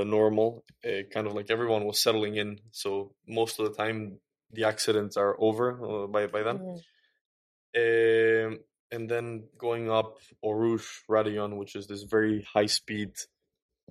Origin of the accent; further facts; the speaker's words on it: Quito, Pichincha, Ecuador; So I was born in Ecuador. Mm-hmm. Quito, Ecuador, the capital